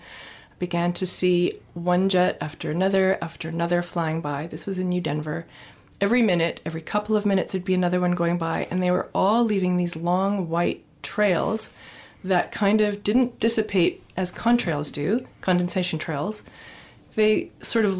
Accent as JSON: {"language": "English", "region": "Nova Scotia", "country": "Canada", "tie": "born or raised there", "moved": "as an adult", "lives_now": "British Columbia, Canada", "said": "I grew up in Nova Scotia. That was my home base. And I moved British Columbia in my early 20s."}